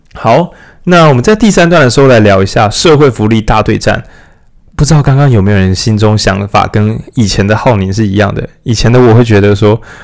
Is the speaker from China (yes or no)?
no; Changhua County, Taiwan; moved away; 我们是彰化人嘛，所以可以想象回老家的话，确实也不知道那边要做什么，那很乡下欸